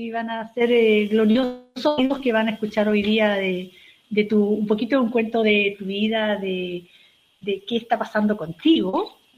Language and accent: Spanish; Osorno, Los Lagos, Chile; No tenía idea, yo soy de Osorno y no